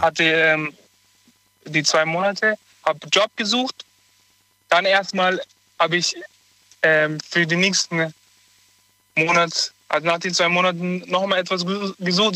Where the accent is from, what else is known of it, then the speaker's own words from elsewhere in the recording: Augsburg, Bavaria, Germany; moved away as an adult; now in Cologne, Germany; in meiner Heimatstadt, ich bin auch in Augsburg geboren